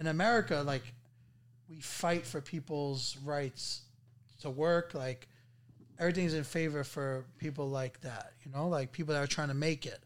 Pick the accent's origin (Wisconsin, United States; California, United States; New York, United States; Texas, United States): New York, United States; New York City; also born or lived in Queens; we grew up in apartments, you know? Like, growing up, we lived in, uh, you know, me and my sister pretty much shared a room. There was, like, a wall separating us. Now, like, leaving Brooklyn and going to Queens